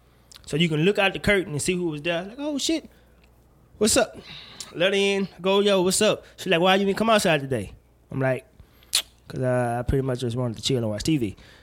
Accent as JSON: {"language": "English", "region": "Mississippi", "country": "United States", "said": "I know I'm from Mississippi, but that's not the way this works."}